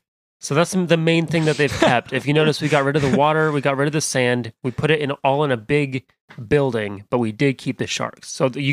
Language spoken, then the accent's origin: English; California, United States; I'm legally not allowed. I'm from California. I'm not allowed to say that I don't love the beach.